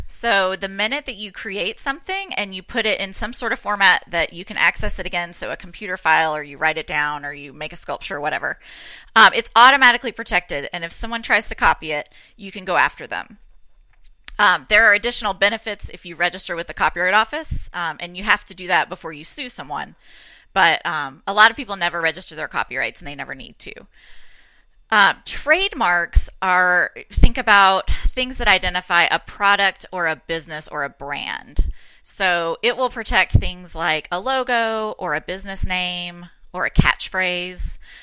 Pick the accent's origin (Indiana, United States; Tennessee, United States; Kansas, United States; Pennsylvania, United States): Tennessee, United States; I'm from Tennessee